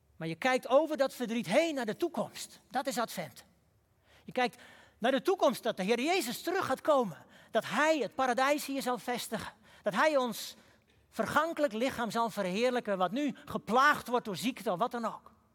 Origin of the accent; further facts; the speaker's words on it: Huizen, North Holland, Netherlands; In het dorp waar ik ben opgegroeid, huizen